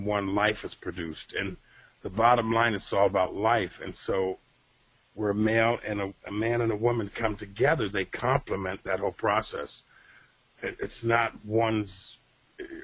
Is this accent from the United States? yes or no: yes; Rochester, New York, United States; moved away; my hometown of Rochester, New York